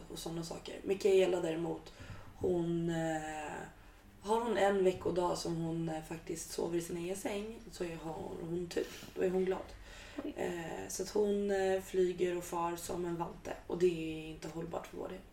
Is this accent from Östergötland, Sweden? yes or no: no; Stockholm, Stockholm County, Sweden; moved away as an adult; now in Gotland, Sweden; Jag är stockholmare, born and raised